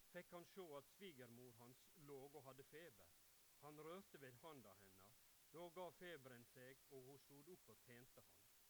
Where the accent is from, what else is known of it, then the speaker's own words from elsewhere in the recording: Ulsteinvik, Møre og Romsdal, Norway; Jeg er fra Ulsteinvik og bor